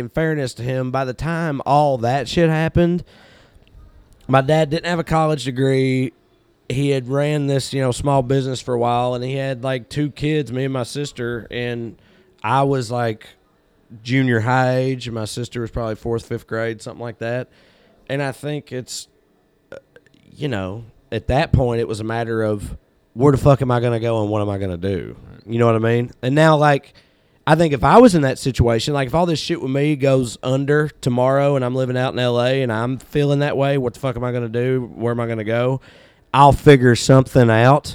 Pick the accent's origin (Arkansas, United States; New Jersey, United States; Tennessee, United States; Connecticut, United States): Tennessee, United States; Celina; moved away as an adult; also born or lived in Cookeville, Tennessee / Knoxville, Tennessee; I grew up in Salina. My dad grew up in Salina.